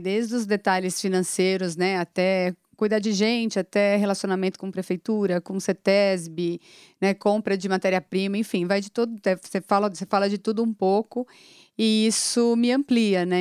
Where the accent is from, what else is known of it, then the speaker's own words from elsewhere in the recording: São Paulo, Brazil; eu tenho 42 anos, sou paulistana